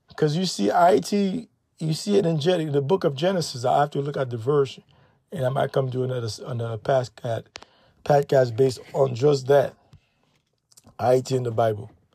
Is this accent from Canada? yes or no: no; Haiti; I'm Haitian